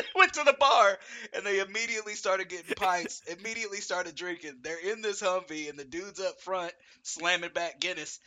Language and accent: English; Alabama, United States; We're from Alabama.